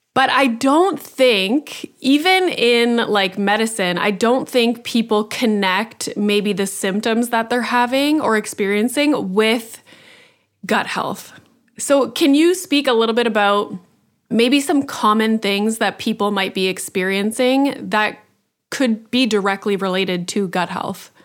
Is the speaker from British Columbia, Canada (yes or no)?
no; Northern Ontario, Canada; I grew up in Northern Ontario